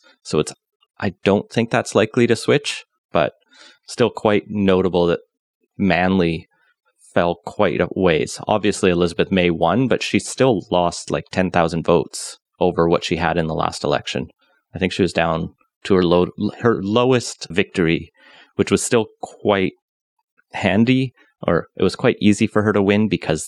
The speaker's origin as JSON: {"language": "English", "region": "Alberta", "country": "Canada", "tie": "born or raised there", "moved": "yes", "said": "I grew up in Alberta"}